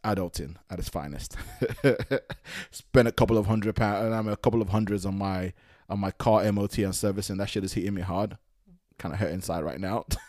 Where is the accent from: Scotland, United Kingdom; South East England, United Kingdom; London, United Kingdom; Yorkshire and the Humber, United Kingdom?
London, United Kingdom; as a Nigerian that was born in London, but, like, but grew up in London